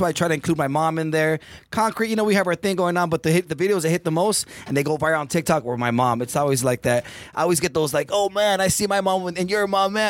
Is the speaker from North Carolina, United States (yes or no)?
no; Orange County, California, United States; I'm from Orange County by Disneyland, so it's I'm a little bit more chill.